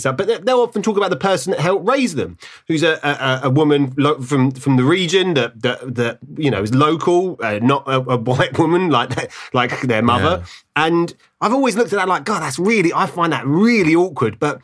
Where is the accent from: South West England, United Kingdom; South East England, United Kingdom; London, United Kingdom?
London, United Kingdom; Ilford; I'm from Ilford